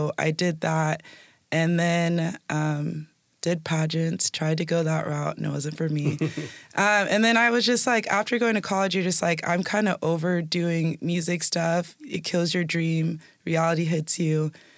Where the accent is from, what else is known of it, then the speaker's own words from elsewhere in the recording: Washington, United States; also born or lived in El Paso, Texas; But basically I was born in El Paso, Texas, and then I moved out here when I was young too. So I've been in different parts of Washington most of my life, but I'm a Washingtonian.